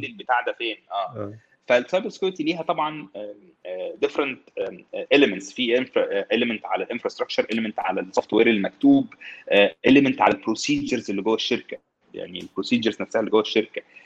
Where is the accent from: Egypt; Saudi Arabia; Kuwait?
Egypt; احنا عندنا في مصر